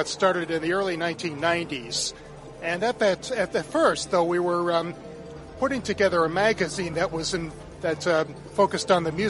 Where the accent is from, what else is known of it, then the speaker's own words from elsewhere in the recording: Chicago, Illinois, United States; I grew up in the western suburbs of Chicago.